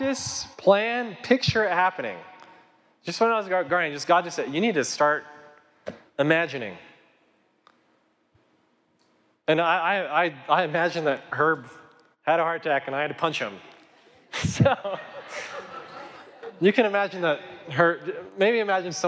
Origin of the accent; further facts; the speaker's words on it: Kit Carson, Colorado, United States; now in Colorado Springs, United States; grew up in Kit Carson, Colorado, a town of 300 people